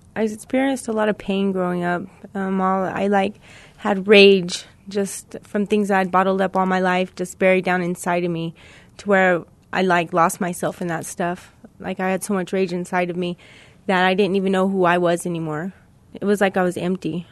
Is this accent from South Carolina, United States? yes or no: no; Missouri, United States; now in New Mexico, United States; I'm from Missouri